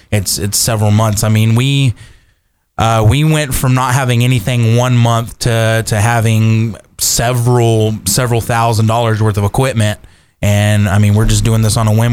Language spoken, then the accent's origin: English; Kerrville, Texas, United States; moved away as an adult; also born or lived in Iowa; growing up in Kerrville, born and raised, both of us